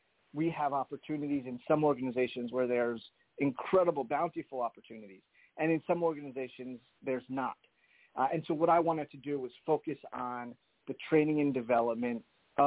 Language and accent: English; New Jersey, United States; now in Boston, United States; I was raised in New Jersey